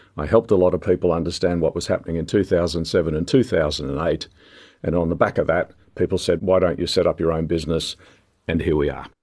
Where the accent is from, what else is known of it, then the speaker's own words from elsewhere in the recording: Sydney, New South Wales, Australia; we had toy trains growing up in Sydney